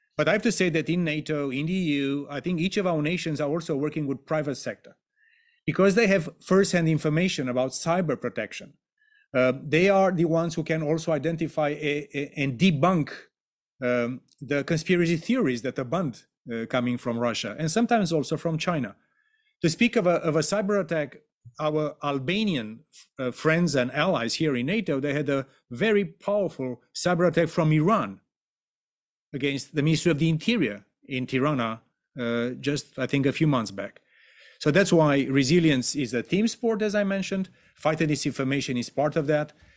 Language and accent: English; Romania; my home country of Romania